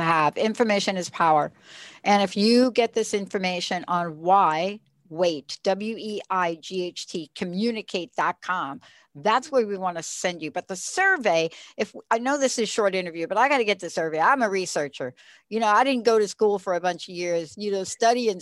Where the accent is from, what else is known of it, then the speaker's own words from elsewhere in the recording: East Coast, United States; I'm from the East Coast.